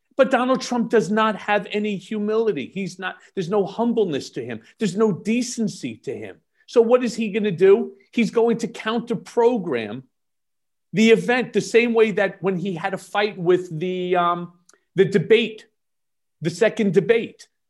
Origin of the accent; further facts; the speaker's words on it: United States; also born or lived in New York; as an American